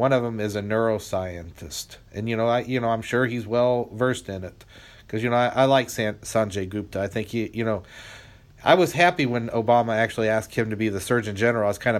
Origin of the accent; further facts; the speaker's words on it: Lafayette, Indiana, United States; moved away; my hometown, Lafayette